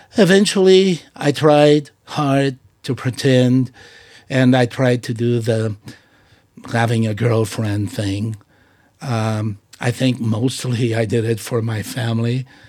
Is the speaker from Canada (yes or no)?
no; Portugal; now in United States; I have pride in being Portuguese. I have pride in being an American by choice